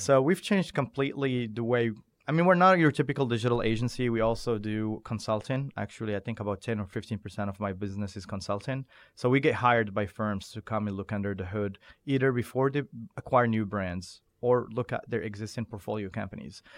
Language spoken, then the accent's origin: English; Morocco; also born or lived in Doha, Qatar; now in United States; I was born and raised in Morocco